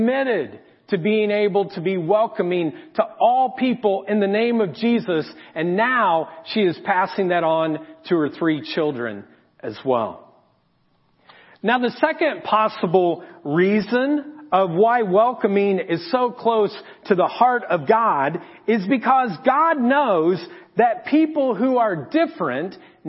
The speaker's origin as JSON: {"language": "English", "town": "Marion", "region": "Indiana", "country": "United States", "tie": "born or raised there", "said": "I was born in Marion"}